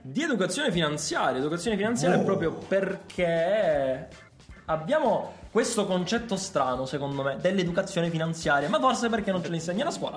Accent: Calabria, Italy; siamo calabresi

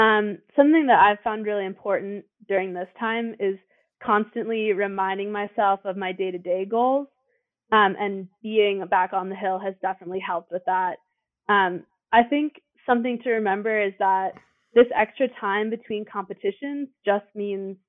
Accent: Steamboat Springs, Colorado, United States; also born or lived in Denver, Colorado; my family used to drive up to Steamboat every weekend to go skiing, starting when I was two

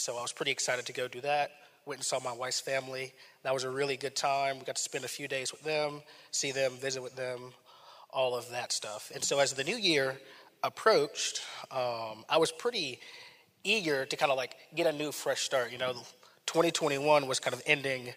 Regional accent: Raleigh, North Carolina, United States; moved away; I'm from Raleigh, North Carolina, my family was there

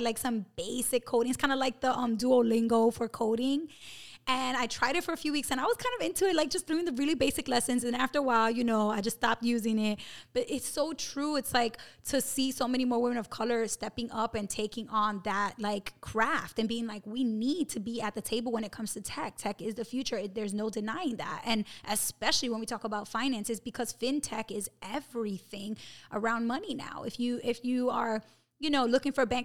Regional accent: New York City, New York, United States; We're both from Brooklyn

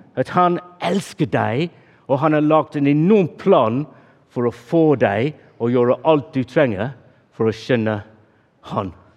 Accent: England, United Kingdom; Norwegian is a second language; moved away; Jeg er engelskmann

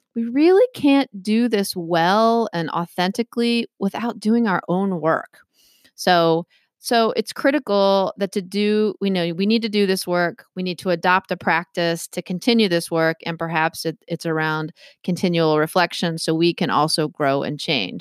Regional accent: Maryland, United States; now in Massachusetts, United States; I grew up in Maryland

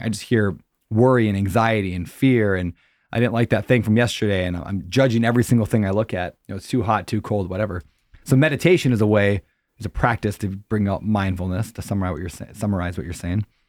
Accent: Upper Midwest, United States; I grew up in the Christian Bible Belt, I guess you could say, like, you know, the Upper Midwest

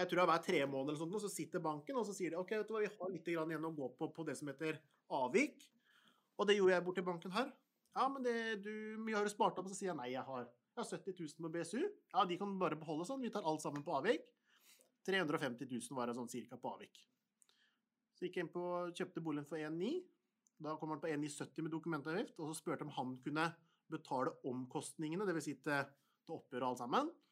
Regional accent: Porsgrunn, Telemark, Norway; Jeg er fra Stridsklev, og hvis du har hørt om Stridsklev i Porsgrunn

